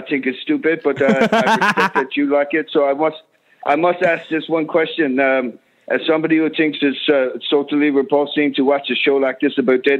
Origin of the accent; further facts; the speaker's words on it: Crystal Lake, United States; now in Quebec, Canada; I'm living in Quebec right now, but I'm originally from Crystal Lake in the United States, huh?